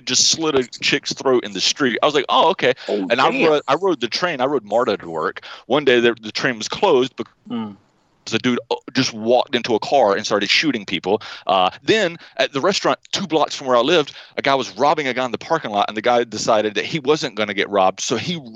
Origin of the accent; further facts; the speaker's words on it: United States; I am an American